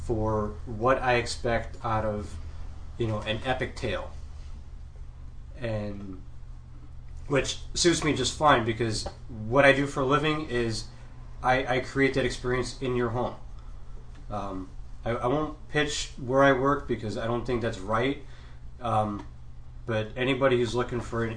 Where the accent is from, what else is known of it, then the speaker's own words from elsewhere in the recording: outside Detroit, Michigan, United States; born and raised in Detroit, you know, or I should say outside of Detroit